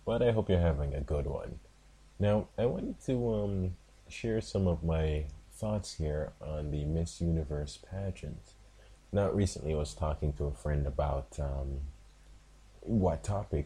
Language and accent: English; Jamaica; Like, I am a Jamaican. I live in Jamaica